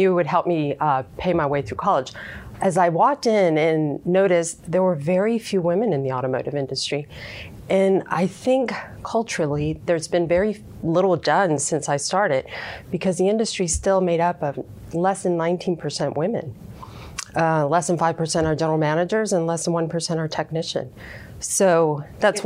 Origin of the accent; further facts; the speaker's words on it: Houston, Texas, United States; growing up in Houston, growing up in an area called A-Leaf